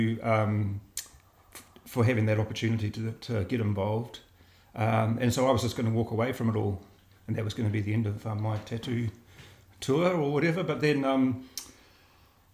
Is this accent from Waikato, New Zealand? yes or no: no; Wellington, New Zealand; born or raised there; also born or lived in Christchurch / Auckland / Otaki